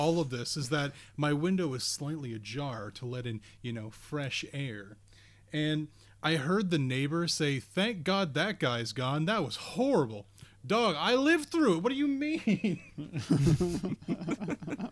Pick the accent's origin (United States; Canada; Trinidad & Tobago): Canada; Nova Scotia; also born or lived in southern Ontario; now in Ontario, Canada; I'm originally from Nova Scotia